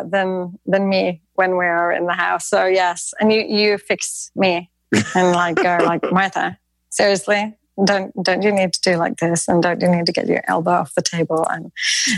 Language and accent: English; Norway; I'm from Norway